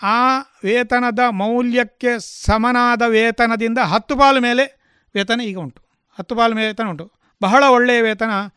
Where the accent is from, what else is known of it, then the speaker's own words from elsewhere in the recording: Puttur, Karnataka, India; also born or lived in Manila, Punacha village, Bantwal taluk; ನನ್ನ ಹುಟ್ಟಿದ ಸ್ಥಳ ಬಂಟ್ವಾಳ ತಾಲೂಕಿನ ಪುಣಚ ಗ್ರಾಮದ ಮಣಿಲ ಎಂಬಲ್ಲಿ ಬಾಲ್ಯ ಮತ್ತು ವಿದ್ಯಾಭ್ಯಾಸದ ಸ್ಥಳ ಪುತ್ತೂರು